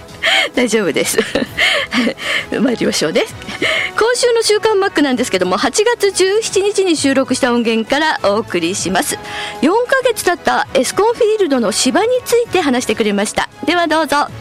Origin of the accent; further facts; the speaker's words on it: Hokkaido, Japan; 北海道民